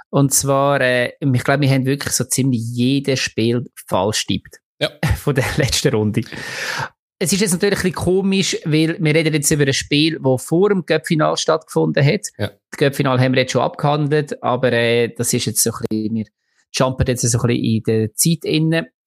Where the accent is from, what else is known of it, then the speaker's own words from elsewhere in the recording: Lucerne, Switzerland; es tut ein bisschen weh als Luzerner, dass wir einen schönen, schönen Pokal nicht bei uns haben.